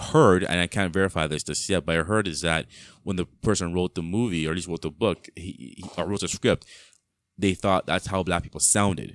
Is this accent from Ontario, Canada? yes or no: yes; Mississauga, Ontario, Canada; also born or lived in Brampton; growing up in Mississauga, in the house, I was a kid